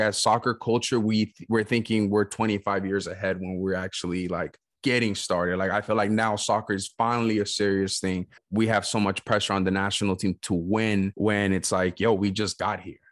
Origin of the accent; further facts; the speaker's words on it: West Coast, United States; I grew up in the West Coast